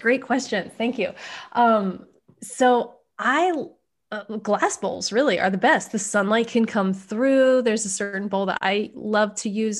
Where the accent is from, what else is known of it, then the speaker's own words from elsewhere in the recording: East Coast, United States; now in West Coast, United States; I grew up on the East Coast